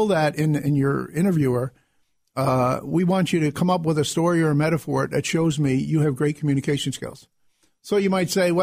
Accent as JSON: {"language": "English", "area": "Hudson Valley", "region": "New York", "country": "United States", "moved": "as an adult", "lives_now": "Rochester, United States", "said": "I come from the Hudson Valley down by New York City"}